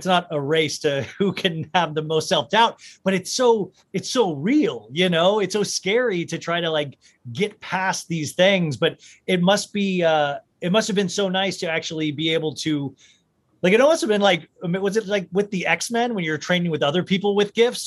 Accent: Kansas, United States; growing up in Kansas

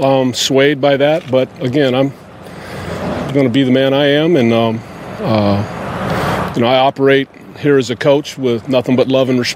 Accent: United States; But I also love the fact that I'm an American, and that means I'm free to express myself

